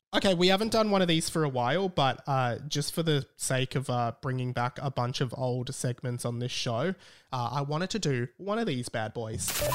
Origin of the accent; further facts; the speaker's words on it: Australia; We're not even from Australia. Well, we are.